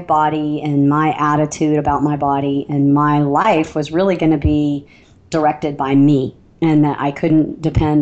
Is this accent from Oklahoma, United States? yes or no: no; Alabama, United States; I don't know if you can hear the little twinge in the back of my accent, but I'm from Alabama